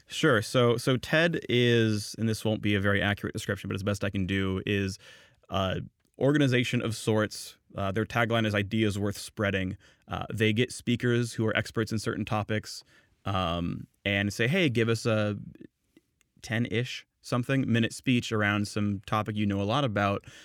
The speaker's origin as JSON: {"language": "English", "town": "San Jose", "region": "California", "country": "United States", "said": "I'm from Northern California, from San Jose."}